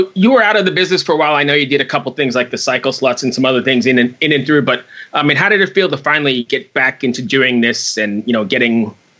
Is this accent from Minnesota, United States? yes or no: no; Valley Stream, New York, United States; I'm from Valley Stream out on Long Island, but grew up going to Lemoore.